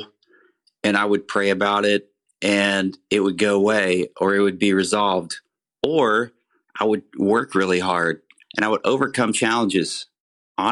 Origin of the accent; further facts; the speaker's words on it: Central Texas, United States; I grew up here in Central Texas and had a great childhood